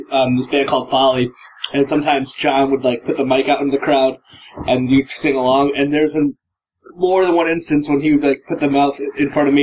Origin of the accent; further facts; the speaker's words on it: Connecticut, United States; moved away as an adult; now in Providence, United States; I'm from Connecticut, but I've been living here for like the last 5 years